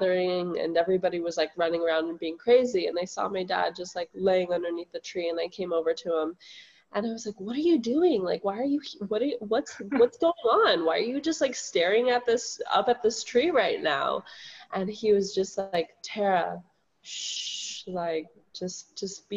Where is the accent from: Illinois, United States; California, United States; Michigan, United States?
California, United States; Bay Area; also born or lived in Berkeley, California; now in Maui, United States; I'm here based in Maui, but I grew up in the Bay Area